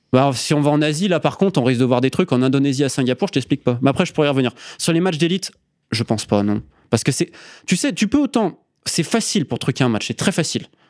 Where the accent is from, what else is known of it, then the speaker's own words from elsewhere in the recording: Isère, Auvergne-Rhône-Alpes, France; moved away as an adult; also born or lived in Scotland / England; now in Andalusia, Spain; je suis un Isérois, 26 euh, ans. Euh, donc j'ai grandi dans l'Isère profonde